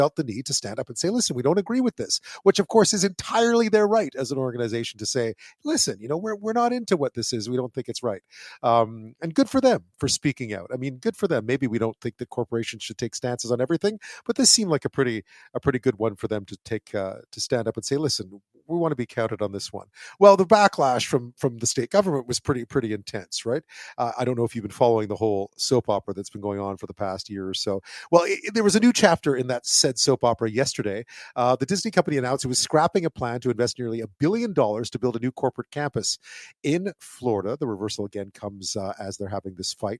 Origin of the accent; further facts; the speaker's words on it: Canada; as a Canadian